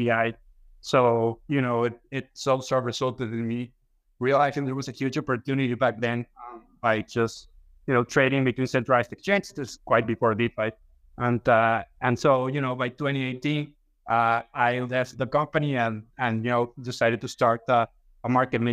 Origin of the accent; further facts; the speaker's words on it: Mexico; I'm from Mexico